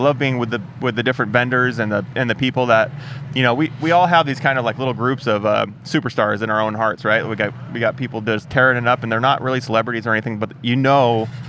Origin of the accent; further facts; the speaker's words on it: Washington, United States; I'm from Washington, people.